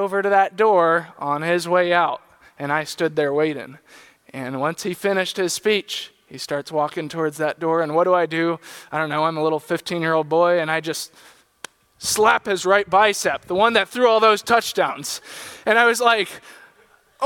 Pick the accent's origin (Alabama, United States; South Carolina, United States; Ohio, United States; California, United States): California, United States; San Diego; When I was in high school, I grew up in San Diego